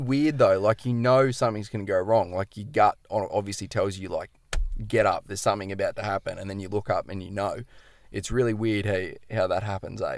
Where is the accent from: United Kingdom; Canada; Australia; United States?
Australia; Noosa, Queensland; moved away; I'm pretty much from the east coast of Australia, so from Noosa, right, we're in Queensland, pretty much grew up